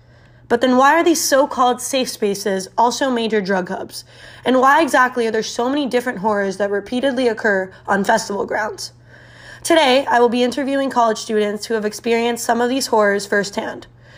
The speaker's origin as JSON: {"language": "English", "town": "Miami", "region": "Florida", "country": "United States", "lives_now": "Gainesville, United States", "said": "I'm originally from Miami, Florida"}